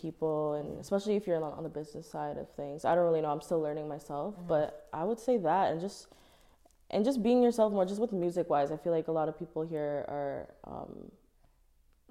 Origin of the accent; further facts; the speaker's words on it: Toronto, Ontario, Canada; I'm from Toronto